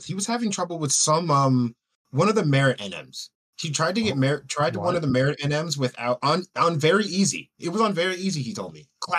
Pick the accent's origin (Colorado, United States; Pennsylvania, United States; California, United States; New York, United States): New York, United States; New York.